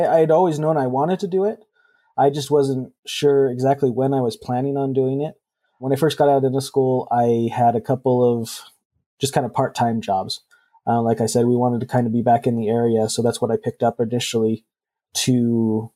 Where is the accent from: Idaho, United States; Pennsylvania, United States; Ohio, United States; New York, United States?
Idaho, United States; I was born and raised in Idaho, and so I wanted to come back and practice in my home state